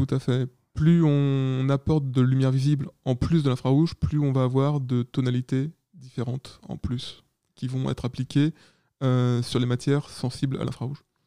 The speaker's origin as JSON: {"language": "French", "area": "Paris region", "region": "Île-de-France", "country": "France", "tie": "born or raised there", "also_born_or_lived": "Caen", "said": "je viens de région parisienne."}